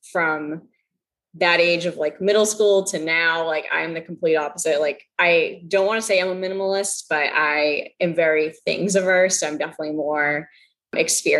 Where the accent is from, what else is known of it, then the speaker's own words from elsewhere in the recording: Massachusetts, United States; I grew up in Massachusetts. That's where we live now.